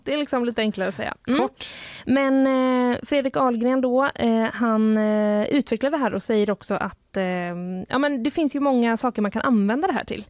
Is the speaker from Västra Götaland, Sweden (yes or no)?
yes; Gothenburg, Västra Götaland, Sweden; jag är född i Göteborg